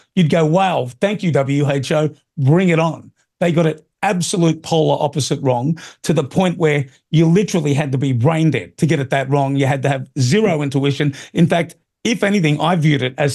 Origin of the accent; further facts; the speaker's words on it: Australia; an Aussie